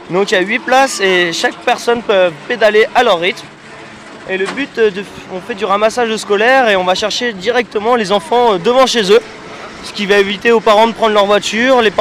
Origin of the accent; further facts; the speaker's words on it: Rouen, Normandy, France; On est de Normandie, de Rouen plus particulièrement, et on est là pour la fête du vélo qui se passe tous les ans sur Grenoble.